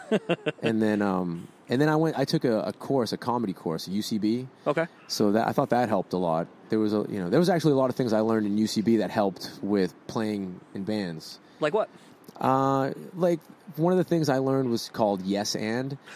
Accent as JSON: {"language": "English", "town": "Boston", "region": "Massachusetts", "country": "United States", "accent": "Boston", "said": "My Boston accent isn't as strong as it used to be because of all the talking I've had to do."}